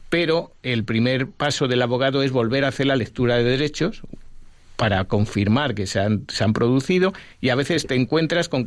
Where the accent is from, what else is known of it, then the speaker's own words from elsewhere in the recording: Ávila, Castile and León, Spain; Yo que soy de Ávila